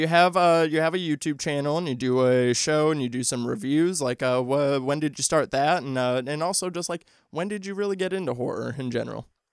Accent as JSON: {"language": "English", "region": "Midwest", "country": "United States", "said": "I'm from the Midwest"}